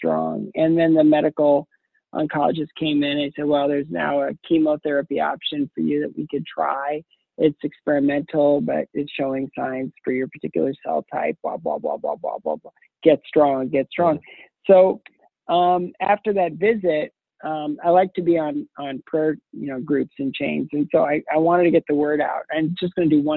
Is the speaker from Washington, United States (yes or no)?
no; Ohio, United States; I grew up in a small town in Ohio